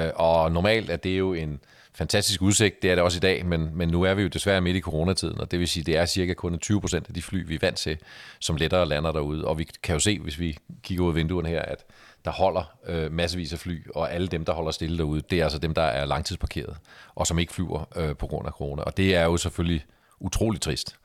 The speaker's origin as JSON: {"language": "Danish", "country": "Denmark", "said": "vi som danskere"}